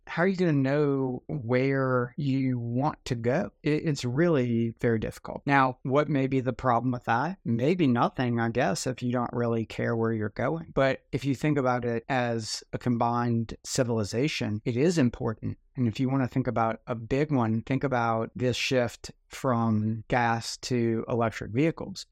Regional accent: New Orleans, Louisiana, United States; growing up in New Orleans, there were a ton of those

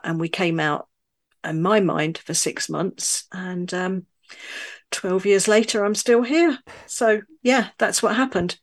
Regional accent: London, United Kingdom; also born or lived in northern France; now in France; I'm originally from London, but I now live in a tiny rural village in the middle of nowhere in northern France

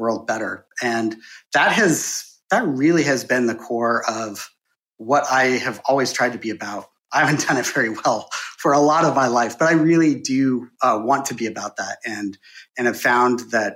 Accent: Bozeman, Montana, United States; moved away as an adult; also born or lived in San Francisco; I'm from Montana, and so, like, born, raised in Bozeman, Montana, and I couldn't wait to get out, and now I'm back.

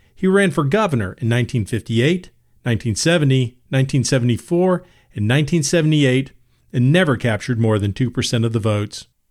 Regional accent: Birmingham, Alabama, United States; As a teenager growing up in Birmingham

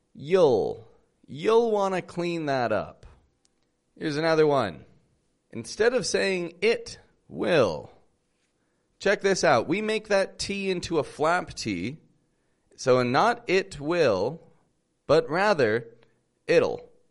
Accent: Toronto, Ontario, Canada; now in Mexico; I'm from Toronto, Canada. I live in Mexico

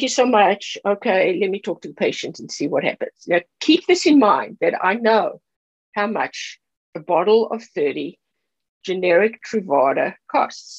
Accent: South Africa; moved away; I'm from South Africa

